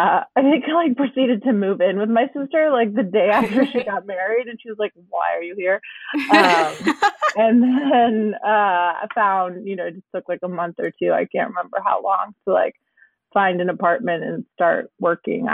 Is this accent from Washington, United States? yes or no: no; Michigan, United States; moved away as an adult; now in Oakland, United States; I live in Northern California in Oakland, and I'm from Michigan, suburbia originally, grew up there